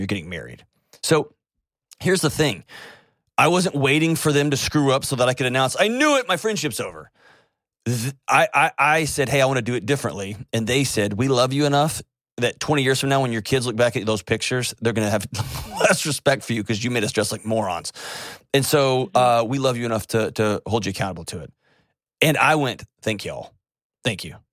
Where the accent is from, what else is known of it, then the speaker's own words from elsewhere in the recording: Houston, Texas, United States; moved away; Houston, my hometown